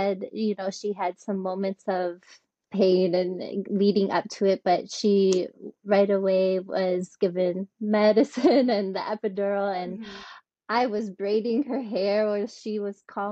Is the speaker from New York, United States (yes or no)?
no; Michigan, United States; moved away as an adult; also born or lived in Ticino, Switzerland / Russia; now in Switzerland; I'm from Michigan